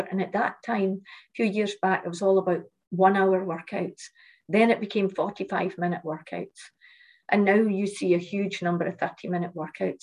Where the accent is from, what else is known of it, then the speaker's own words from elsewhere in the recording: Shetland Islands, Scotland, United Kingdom; moved away; also born or lived in Malaysia; I lived in a small island. I came, I came from Shetland. I come from Shetland Islands, um, and a small community where um, everyone knew everyone at school.